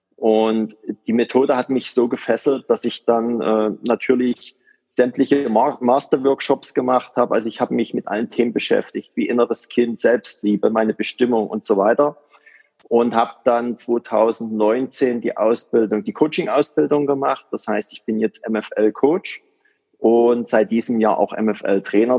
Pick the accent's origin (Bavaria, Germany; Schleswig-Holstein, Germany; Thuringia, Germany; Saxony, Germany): Saxony, Germany; near Dresden; ich komme aus der Nähe von Dresden